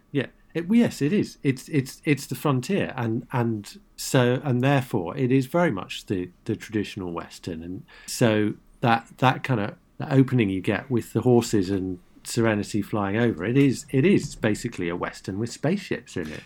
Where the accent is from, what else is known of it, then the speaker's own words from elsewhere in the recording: United Kingdom; as a Brit